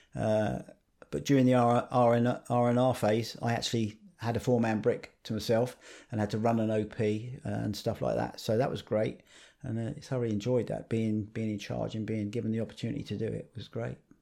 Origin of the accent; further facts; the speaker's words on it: Harlow, East of England, United Kingdom; I lived up in Harlow, Newtown in Essex